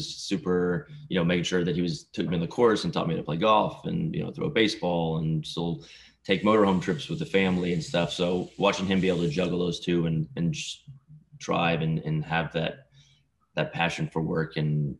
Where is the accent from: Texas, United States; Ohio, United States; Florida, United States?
Texas, United States; Lufkin; also born or lived in Houston, Texas; I'm from Texas, a smaller town called Lufkin between Houston and Dallas. Grew up there